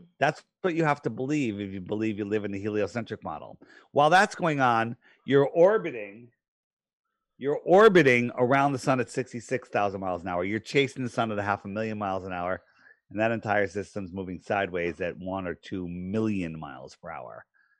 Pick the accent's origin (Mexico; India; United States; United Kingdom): United States; East Coast; I grew up on the East Coast. Yeah. I still live here.